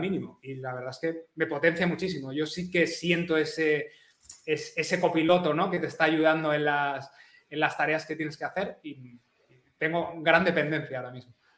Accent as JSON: {"language": "Spanish", "town": "Madrid", "region": "Community of Madrid", "country": "Spain", "moved": "yes", "lives_now": "Catalonia, Spain", "said": "soy madrileño, aunque ahora vivo en Cataluña"}